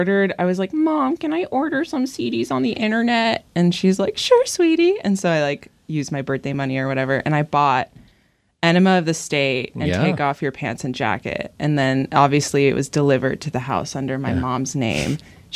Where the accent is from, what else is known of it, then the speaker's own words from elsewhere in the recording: United States; we're American